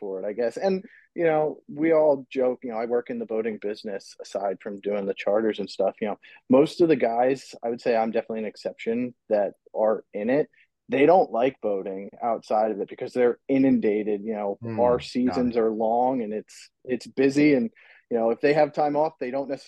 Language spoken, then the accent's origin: English; Manasquan, New Jersey, United States; I grew up in Manasquan here, where I'm living at now